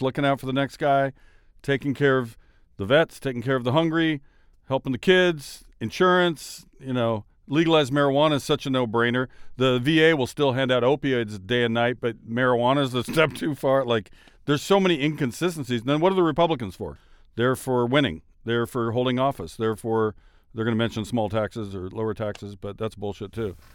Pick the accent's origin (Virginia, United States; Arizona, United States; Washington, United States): Washington, United States; I'm from Washington State